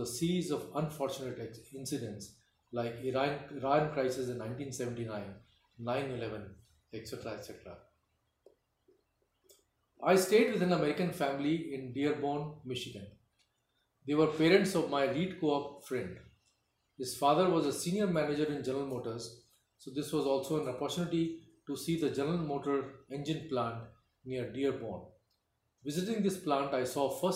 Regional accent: India; moved away as an adult; we are from India

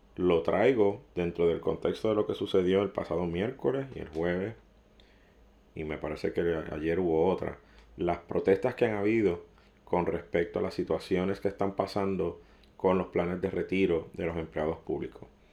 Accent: Puerto Rico

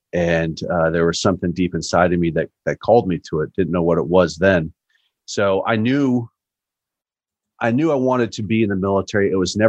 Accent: San Diego, California, United States; I'm originally from San Diego, California. I was a Navy brat.

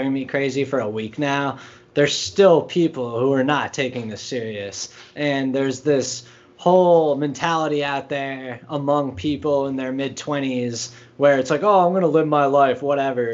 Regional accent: United States

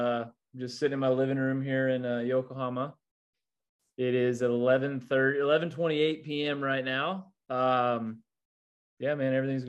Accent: United States; Obviously, growing up in the States, you want to be in the, you know, MLB.

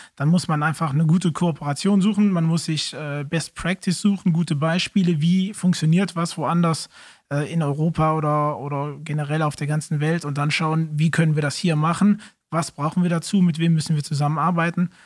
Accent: Eupen, Wallonia, Belgium; also born or lived in Raeren; ich komme auch aus Olpen, habe eine Zeit lang in Raren gewohnt, aber bin dann jetzt seit einigen Jahren wieder zurück

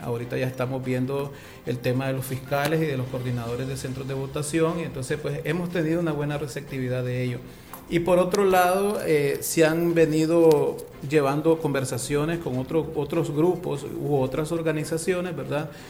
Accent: Nicaragua; somos nosotros mismos los nicaragüenses

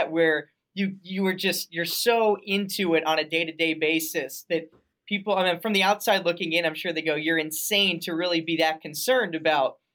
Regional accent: Denver, Colorado, United States; moved away as an adult; also born or lived in Arizona; now in Quad Cities, United States; I grew up in Denver and I had family that lived in Grand Junction

